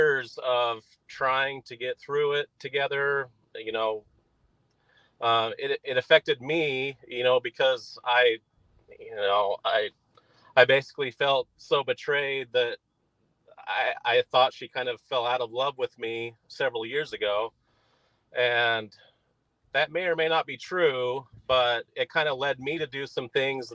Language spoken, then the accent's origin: English; Utah, United States; I'm from Utah originally